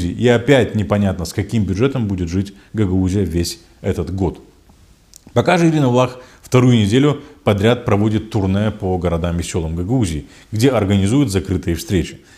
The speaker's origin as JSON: {"language": "Russian", "town": "Kovchak", "region": "Gagauzia", "country": "Moldova", "tie": "born or raised there", "said": "нас в селе Ковчак, в родном селе, э, не пускают на встречу с Башканом"}